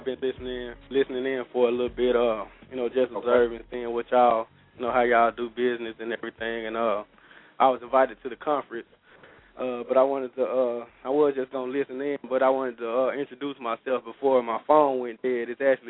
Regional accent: Starkville, Mississippi, United States; I'm from Starkville, man, and I'm a promoter pretty much.

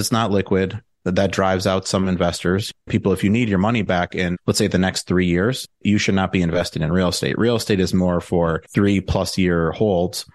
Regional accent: Milwaukee, Wisconsin, United States; moved away as an adult; also born or lived in Madison, Wisconsin / Chicago; now in Austin, United States; I'm from the Milwaukee area

